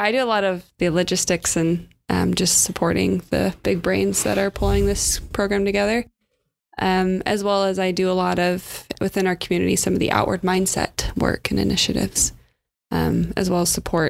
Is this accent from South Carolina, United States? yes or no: no; California, United States; I am originally from California, so I'm very much the typical California girl.